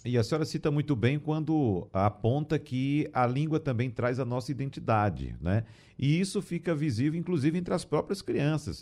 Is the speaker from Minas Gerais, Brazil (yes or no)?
no; sertão of Pernambuco, Brazil; eu que nasci, por exemplo, no sertão pernambucano